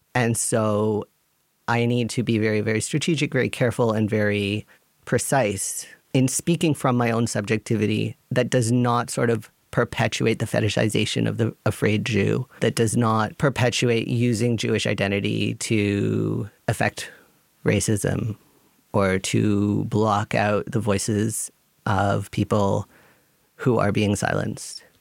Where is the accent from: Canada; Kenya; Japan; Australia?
Canada; now in Germany; I come from Canada